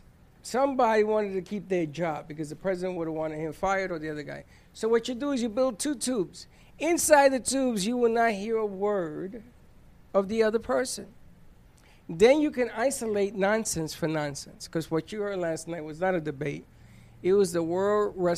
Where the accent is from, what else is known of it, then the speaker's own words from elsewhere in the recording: United States; I am still an American